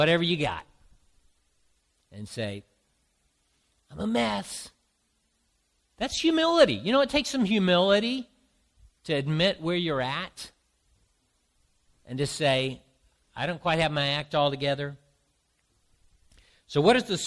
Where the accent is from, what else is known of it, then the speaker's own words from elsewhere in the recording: the South, United States; now in Boston, United States; I grew up in the South